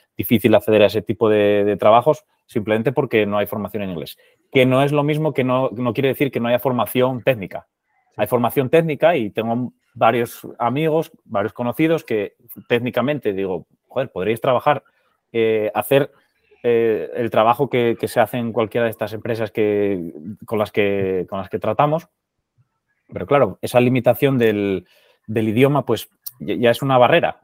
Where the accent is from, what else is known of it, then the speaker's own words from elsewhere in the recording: Murias, Asturias, Spain; moved away as an adult; also born or lived in Netherlands / London; trabajando desde, desde mi pueblo, o sea, desde, desde de Murias